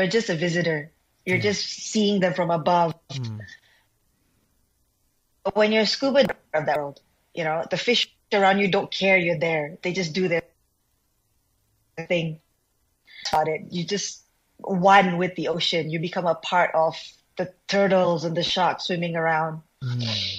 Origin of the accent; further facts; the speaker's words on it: Subang Jaya, Selangor, Malaysia; I'm from Subang Jaya